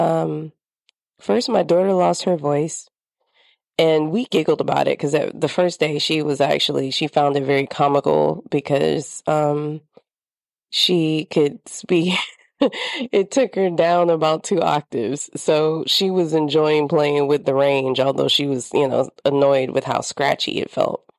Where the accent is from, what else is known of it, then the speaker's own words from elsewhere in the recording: the South, United States; moved away; I grew up in the South, and I grew up in a spot where things are always blooming